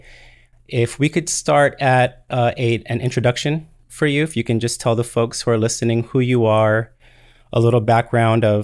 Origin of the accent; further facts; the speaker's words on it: Bay Area, California, United States; moved away as an adult; I am originally from the Bay Area.